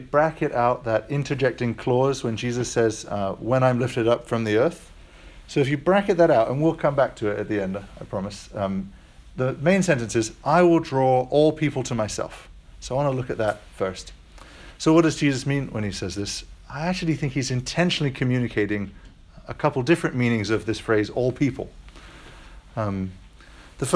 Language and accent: English; United States; I am American